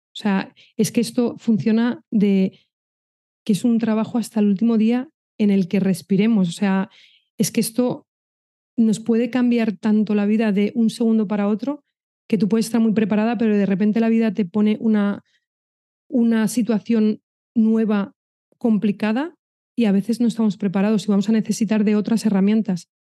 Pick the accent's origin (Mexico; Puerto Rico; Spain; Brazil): Spain; Madrid, Community of Madrid; moved away; also born or lived in Pamplona; yo soy de Madrid